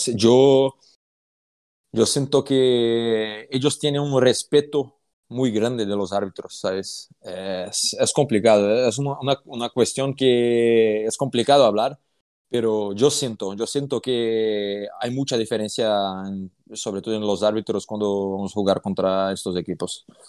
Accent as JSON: {"language": "Spanish", "town": "Franca", "region": "São Paulo", "country": "Brazil", "second_language": "Spanish", "moved": "as an adult", "lives_now": "Fuenlabrada, Spain", "said": "vengo de una ciudad que el baloncesto es el primer deporte en la ciudad"}